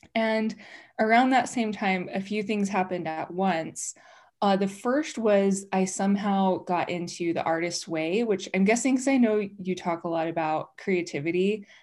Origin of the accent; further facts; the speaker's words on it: Utah, United States; I grew up here in Utah, but I grew up non-Mormon.